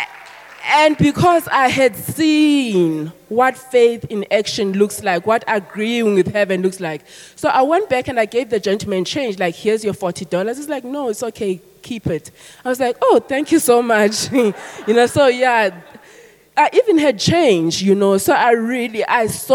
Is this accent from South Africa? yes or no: yes; South Africa; I'm South African